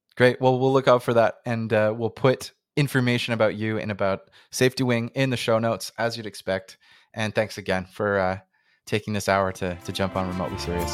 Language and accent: English; Canada; accent: North American; I'm I'm Canadian